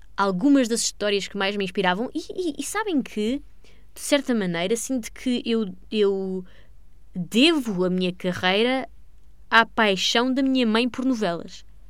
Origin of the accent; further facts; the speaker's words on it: Portugal; sou portuguesa